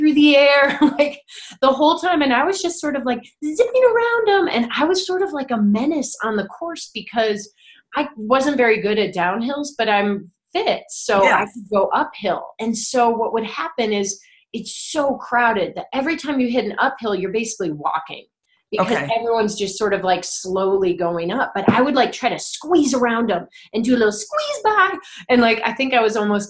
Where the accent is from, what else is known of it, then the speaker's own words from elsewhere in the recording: Chicago, Illinois, United States; I'm from Chicago.